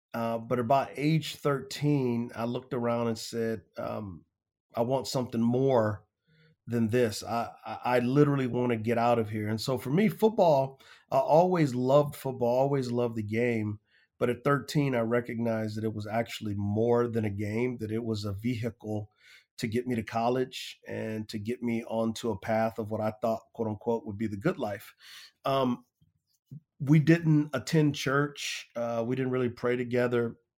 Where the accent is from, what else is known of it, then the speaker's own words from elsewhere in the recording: San Antonio, Texas, United States; Yeah, so I grew up in San Antonio, Texas, an area called the West Side.